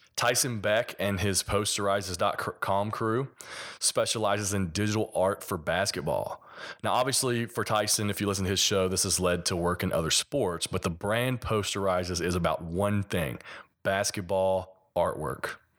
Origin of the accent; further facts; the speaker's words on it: Kentucky, United States; accent: hillbilly; I'm from Kentucky, so a little bit of my, uh, hillbilly accent